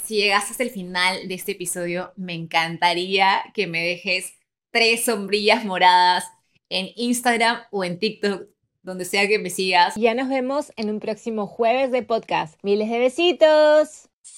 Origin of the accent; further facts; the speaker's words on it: Lima, Peru; moved away as an adult; also born or lived in Milan, Italy; Nací en Lima, Perú, en el distrito de San Isidro